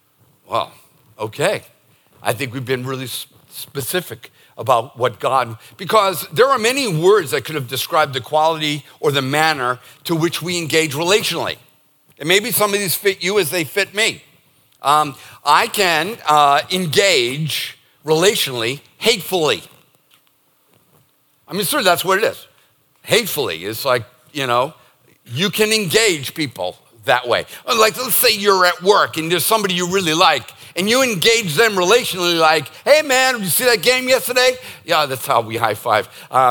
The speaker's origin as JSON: {"language": "English", "region": "Northeast", "country": "United States", "tie": "born or raised there", "said": "And it's not because we're born and raised in the Northeast"}